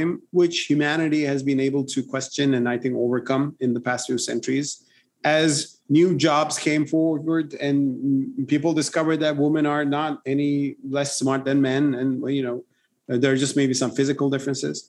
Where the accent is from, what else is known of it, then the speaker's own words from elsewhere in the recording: Turkey; In my home country, Turkey